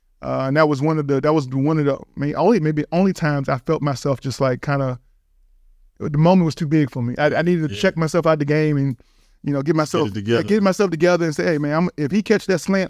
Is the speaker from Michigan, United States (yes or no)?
no; Richmond, Virginia, United States; So I'm from Richmond, Virginia, University of Richmond Spiders. Shout out to the East Coast, obviously.